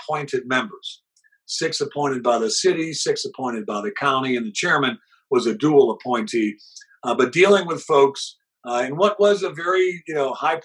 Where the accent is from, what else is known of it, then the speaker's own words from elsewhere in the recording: Cleveland, Ohio, United States; I grew up in Cleveland